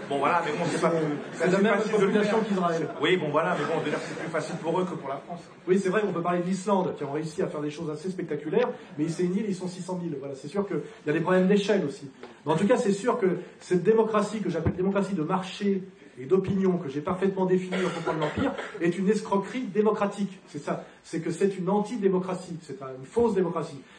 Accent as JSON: {"language": "French", "region": "Geneva", "country": "Switzerland", "tie": "born or raised there", "said": "Moi, je suis citoyen de Genève. Quand je vois que c'est elle, la mairesse de la ville dont je suis originaire, comme Jean-Jacques Rousseau"}